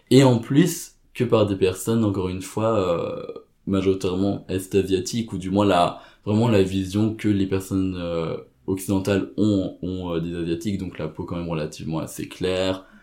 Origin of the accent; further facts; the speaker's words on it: Cambodia; je dépend de dire oui, je suis asiatique, je viens du Cambodge.